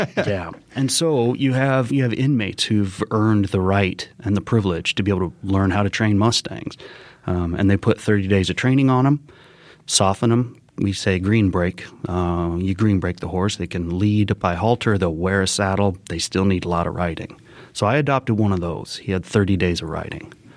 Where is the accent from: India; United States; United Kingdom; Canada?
United States; Colorado Springs, Colorado; also born or lived in Argentina; I grew up in Colorado Springs